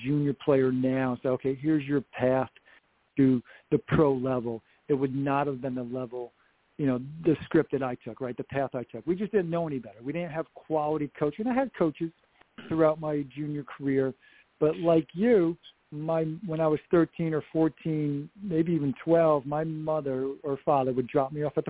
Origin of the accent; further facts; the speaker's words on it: Upstate New York, United States; moved away as an adult; also born or lived in South Carolina / Massachusetts; Upstate New York is not the greatest year-round tennis weather.